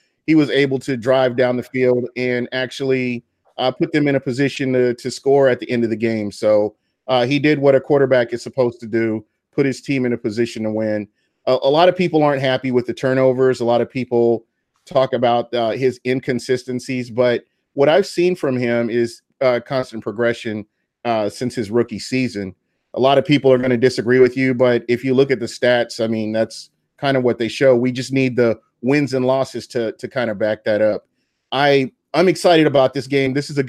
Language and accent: English; Tampa, Florida, United States; moved away as an adult; now in Phoenix, United States; I'm from Tampa originally, and right now my job moved me out to Phoenix. I'm in Phoenix, Arizona, but I do get to go back to games in Tampa all the time. So home is home.